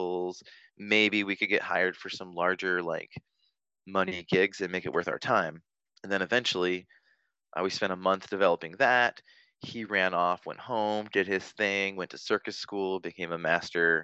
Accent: Vancouver, Washington, United States; It's in my hometown

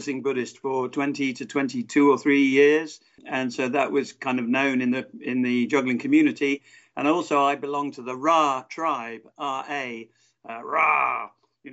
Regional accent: Exeter, South West England, United Kingdom; I'm not from Cornwall, but I'm from Devon

